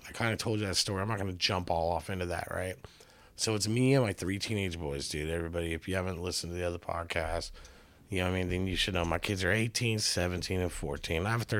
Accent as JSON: {"language": "English", "region": "California", "country": "United States", "moved": "yes", "said": "I didn't know this when I moved up here, right? So I come all the way from California."}